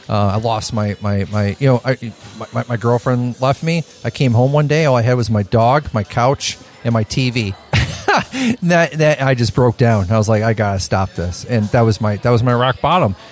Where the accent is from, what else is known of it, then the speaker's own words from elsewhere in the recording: Chicago, Illinois, United States; moved away as an adult; I come from Chicago, small mom and pop shop type of place run businesses